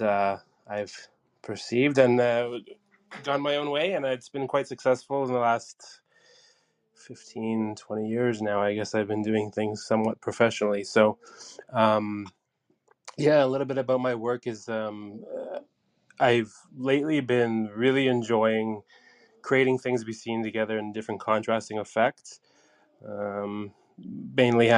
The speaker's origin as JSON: {"language": "English", "country": "Canada", "also_born_or_lived": "Hamilton, Ontario", "said": "I'm from Canada. Currently, I am in Hamilton, Ontario, Canada"}